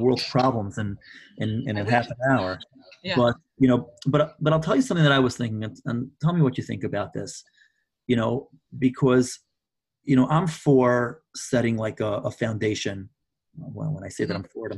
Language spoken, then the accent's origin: English; New York, United States; I'm from New York